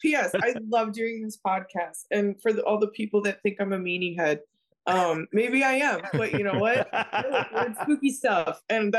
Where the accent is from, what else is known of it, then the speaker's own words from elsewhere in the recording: Wisconsin, United States; I grew up in Wisconsin.